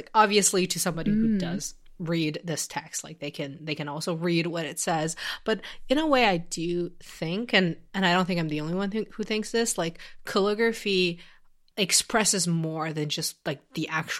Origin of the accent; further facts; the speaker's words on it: China; I had to actually learn Chinese calligraphy when I was growing up in China.